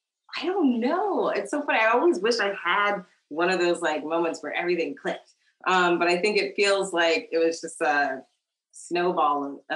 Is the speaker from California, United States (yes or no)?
no; Kentucky, United States; I grew up in Kentucky, although I was not born there. My father was actually in the military, so I moved around a little bit, but my mother's family is originally from Kentucky